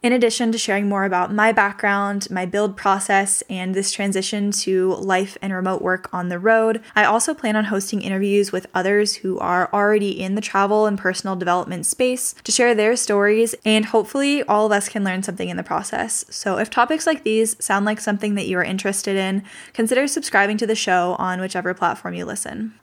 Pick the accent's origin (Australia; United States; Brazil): United States; Northern California; I was born and raised in Northern California